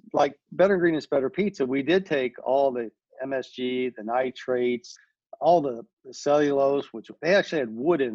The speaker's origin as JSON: {"language": "English", "town": "Louisville", "region": "Kentucky", "country": "United States", "tie": "born or raised there", "also_born_or_lived": "Jeffersonville, Indiana", "said": "Kentuckiana, Louisville, Jeffersonville, mm-hmm. that's my hometown and it always will be."}